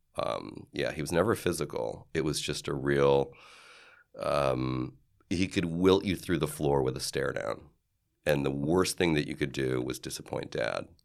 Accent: Cleveland, Ohio, United States; moved away as an adult; growing up in Cleveland

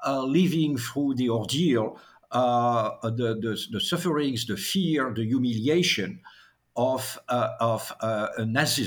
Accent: France; accent: French; English is a second language; I should say, I think a German accent at least as heavy as my French accent.

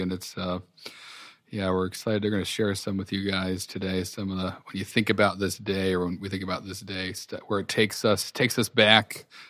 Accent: New England, United States; And growing up in New England where it's set, that was a lot of like, I don't know, references to stuff I remember seeing as a kid.

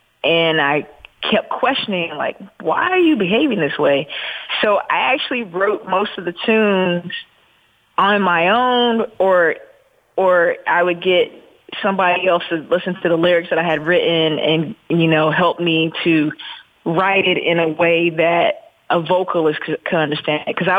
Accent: the South, United States; what my siblings went through and what I experienced growing up in the South

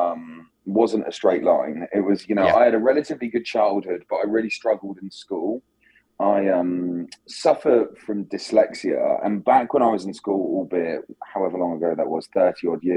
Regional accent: south coast of England, United Kingdom; I grew up on the south coast of England

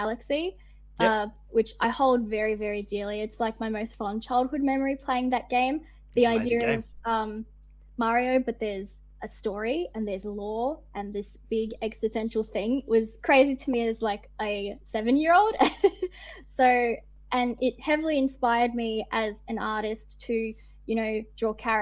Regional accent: Northern Territory, Australia; moved away; I grew up in the Northern Territory

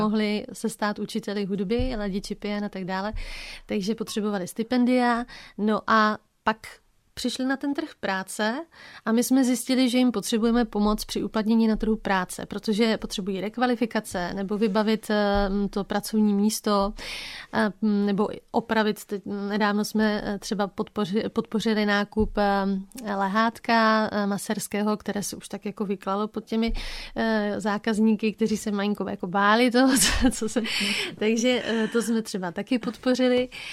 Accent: Bouzov, Olomouc Region, Czechia; also born or lived in Havířov; my jsme se přestěhovali tehdy z Havířova na Litovelsko, uh, konkrétně na Bouzovsko

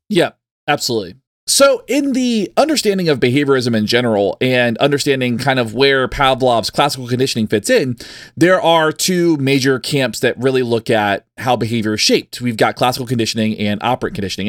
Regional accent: the South, United States; also born or lived in Texas; growing up in the South

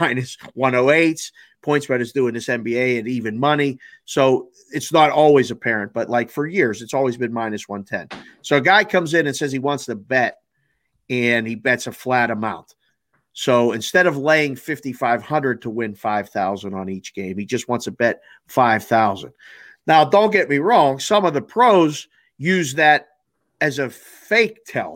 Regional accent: Pittsburgh, Pennsylvania, United States; now in Las Vegas, United States; I'm from Pittsburgh

